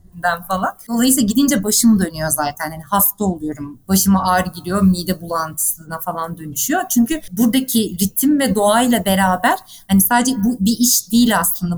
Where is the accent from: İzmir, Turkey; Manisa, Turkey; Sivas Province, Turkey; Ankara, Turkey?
İzmir, Turkey; moved away as an adult; also born or lived in Muğla / Istanbul; ben evet İzmir doğumluyum. İzmirliyim.